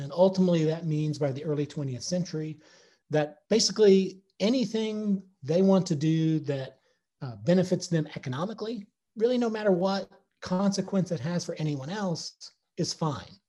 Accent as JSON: {"language": "English", "town": "Mount Vernon", "region": "Missouri", "country": "United States", "also_born_or_lived": "Joplin, Missouri", "said": "I'm from Lawrence County, so from Mount Vernon. So, you know, 35 miles east of Joplin."}